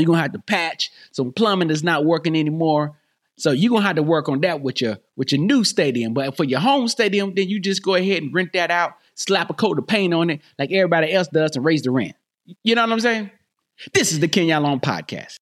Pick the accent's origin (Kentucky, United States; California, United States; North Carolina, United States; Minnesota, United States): North Carolina, United States; I'm from North Carolina.